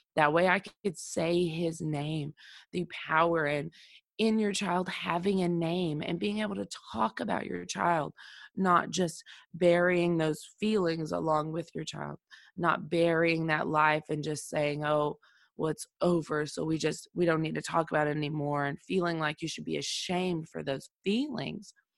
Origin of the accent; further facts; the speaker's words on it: Oklahoma, United States; my home state of Oklahoma